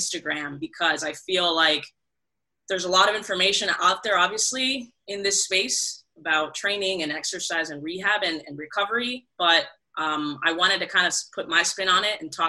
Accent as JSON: {"language": "English", "country": "Puerto Rico", "tie": "born or raised there", "moved": "yes", "lives_now": "Miami, United States", "said": "So I'm in Miami, Florida, born and raised in Puerto Rico"}